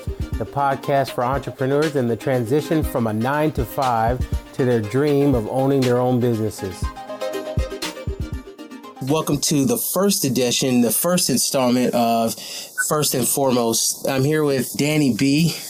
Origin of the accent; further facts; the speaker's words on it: Midwestern Kansas, United States; growing up in Midwestern Kansas, it was the only place that I'm going to go and see more black people than I'm going to see white people.